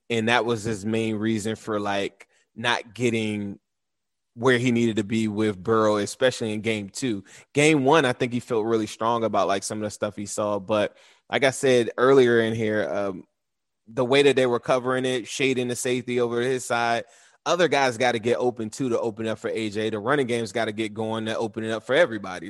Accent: Washington, District of Columbia, United States; I grew up in the Washington, D C area, but I had ties to Cincinnati.

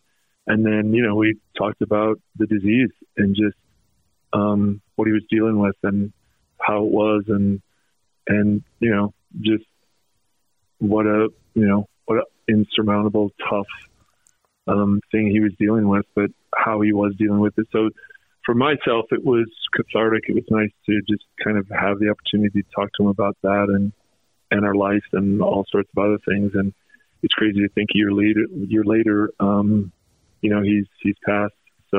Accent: North Salt Lake, Utah, United States; also born or lived in Bountiful; You know, I grew up in North Salt Lake or Bountiful, and he was a man, and he was a legend, all that stuff.

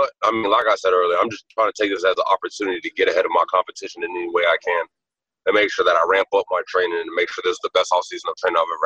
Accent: United States; this being my hometown area, I love Washington

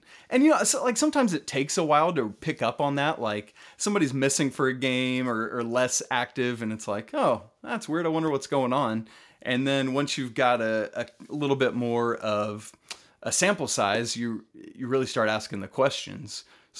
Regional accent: Atlanta, Georgia, United States; I grew up in Atlanta as a Georgia Tech fan.

